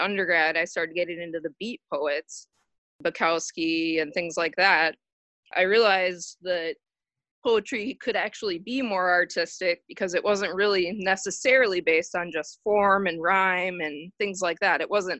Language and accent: English; Wiesbaden, Hesse, Germany; born there; I was born in Wiesbaden, Germany.